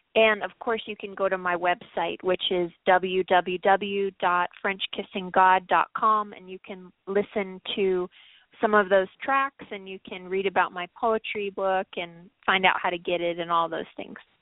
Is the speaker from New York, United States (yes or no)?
no; Los Angeles, California, United States; I grew up in Los Angeles